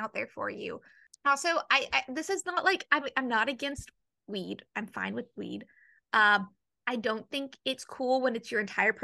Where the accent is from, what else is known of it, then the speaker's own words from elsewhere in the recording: the South, United States; I grew up in the South